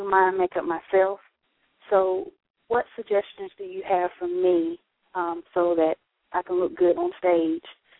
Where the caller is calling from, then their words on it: Raleigh, North Carolina, United States; I'm calling from Raleigh, North Carolina